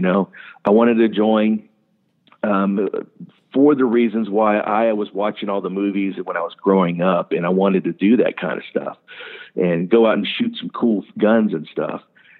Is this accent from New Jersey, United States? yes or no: yes; New Jersey, United States; born there; also born or lived in Japan / Ohio; I was born right outside of McGuire Air Force Base in New Jersey. I spent my whole life traveling, 7 years in Japan, been through Thailand, Philippines, all over the United States before we ended up settling down in Ohio